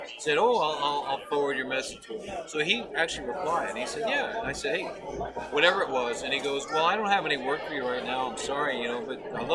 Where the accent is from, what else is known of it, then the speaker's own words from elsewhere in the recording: New York, United States; I grew up in New York